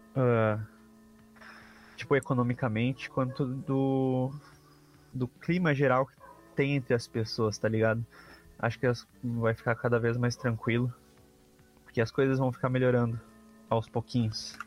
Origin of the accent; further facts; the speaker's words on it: Brazil; sou brasileiro